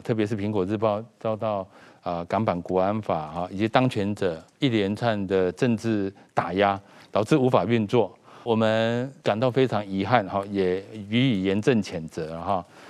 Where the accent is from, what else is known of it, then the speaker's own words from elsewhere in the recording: Taiwan; 我们台湾人民